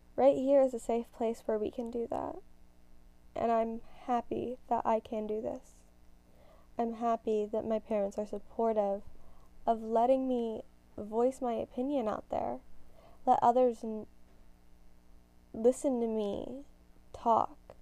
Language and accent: English; United States; I'm a Gen Z teen growing up in America.